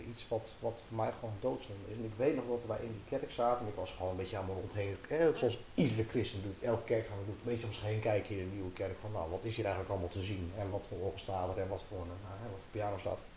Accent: Ermelo, Gelderland, Netherlands; Eh, nou, nou, we komen uit Ermelo en eh, nou, we komen hier wonen, we zijn ergens op zoek.

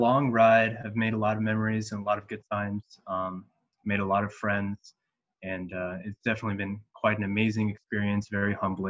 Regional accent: Northern Virginia, United States; moved away as an adult; So I'm originally from Virginia. I went to school here. I live in Northern Virginia, and I go to Thomas Jefferson High School, Science and Technology.

